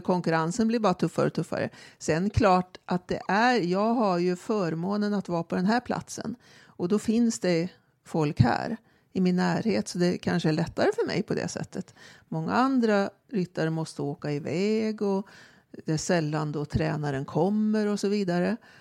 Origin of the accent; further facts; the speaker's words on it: Karlstad, Värmland, Sweden; now in Stockholm, Sweden; jag växte upp på ridskolan i Karlstad